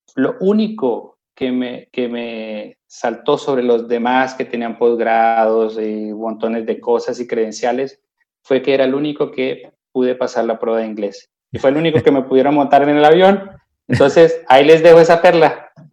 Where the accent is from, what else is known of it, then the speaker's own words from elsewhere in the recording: Colombia; moved away as an adult; now in Lausanne, Switzerland; en Colombia decimos don gente